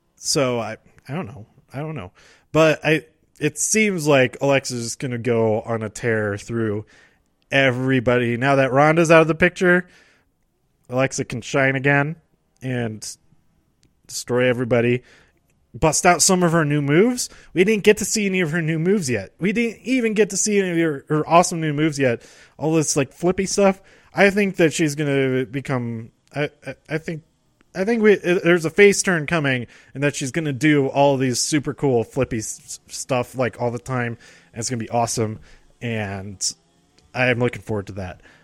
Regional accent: Denver, Colorado, United States; I'm from Denver

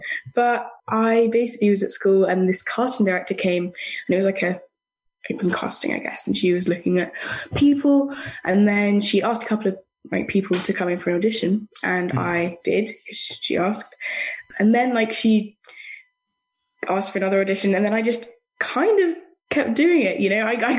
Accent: London, United Kingdom; I'm from London in England.

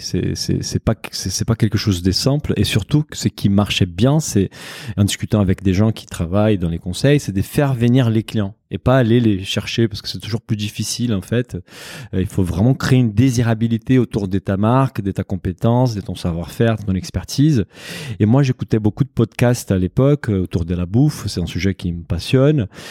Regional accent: Brazil; moved away; also born or lived in Japan; je suis brésilien comme tout le monde le sait, d'origine portugaise

